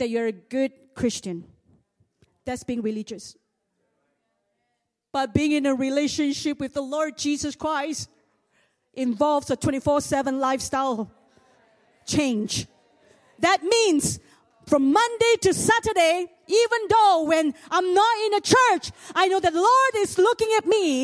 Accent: Singapore; I'm also the hillbilly from Singapore. I was a nobody. I came from a poor family.

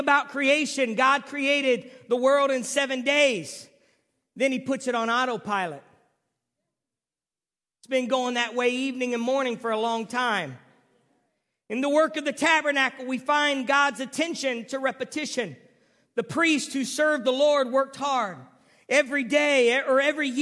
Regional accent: Ohio, United States; also born or lived in San Diego, California; I was from Ohio

